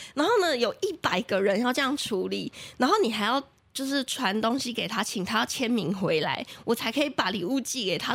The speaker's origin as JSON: {"language": "Chinese", "town": "Taichung", "country": "Taiwan", "moved": "yes", "lives_now": "Taipei, Taiwan", "said": "因为我是台中人"}